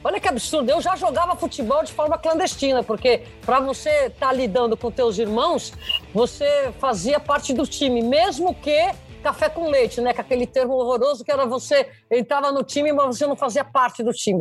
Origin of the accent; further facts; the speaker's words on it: São Paulo, Brazil; eu sou nascida paulista, paulistana